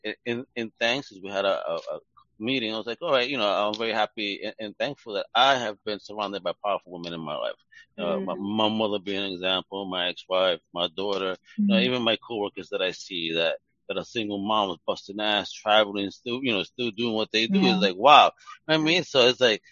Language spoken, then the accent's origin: English; New York City, New York, United States; I'm a New Yorker from Brooklyn.